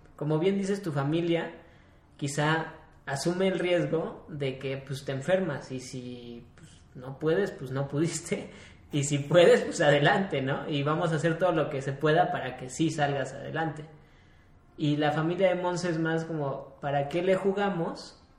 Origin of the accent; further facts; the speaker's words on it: Mexico; somos los mexicanos